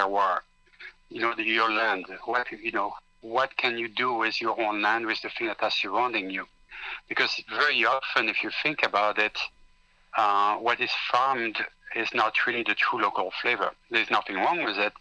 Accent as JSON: {"language": "English", "country": "Belgium", "tie": "born or raised there", "moved": "yes", "lives_now": "Los Angeles, United States", "said": "I grew up in Belgium, and I still grew up pretty much like the 19th century"}